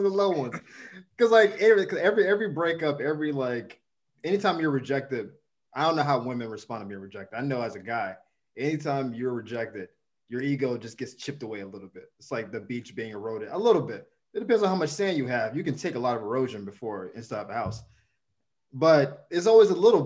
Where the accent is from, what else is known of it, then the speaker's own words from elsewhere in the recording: the South, United States; now in Los Angeles, United States; I'm from the South